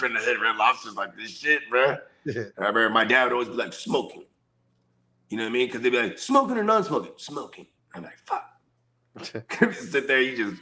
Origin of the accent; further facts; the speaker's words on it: Bay Area, California, United States; I grew up in the Bay Area